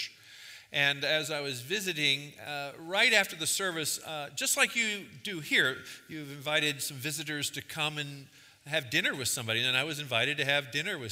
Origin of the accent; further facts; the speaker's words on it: New Castle, Pennsylvania, United States; also born or lived in England; now in Massachusetts, United States; I'm here from Massachusetts, but I'm originally from Newcastle, Pennsylvania